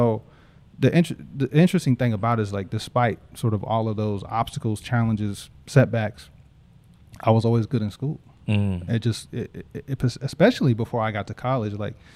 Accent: Indianapolis, Indiana, United States; I'm from Indianapolis.

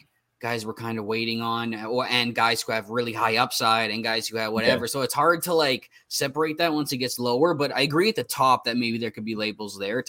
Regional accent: Canada; I'm Canadian, man.

